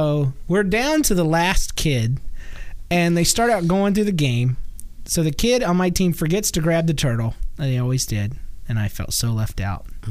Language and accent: English; Georgia, United States; I'm from Georgia